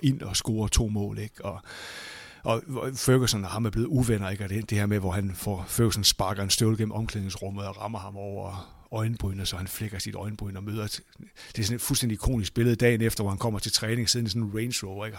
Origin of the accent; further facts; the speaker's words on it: Aalborg, North Denmark Region, Denmark; jeg kommer fra Aalborg, så jeg er ligesom vokset op på, jeg voksede op på cementen i, på Aalborg Stadion der i 70'erne og 80'erne